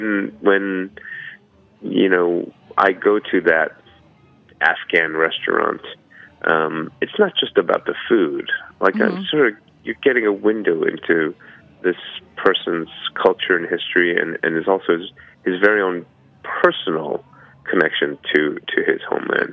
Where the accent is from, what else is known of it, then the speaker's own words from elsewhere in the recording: United States; also born or lived in Brooklyn, New York / American South / Korea (ancestry); my identity as an American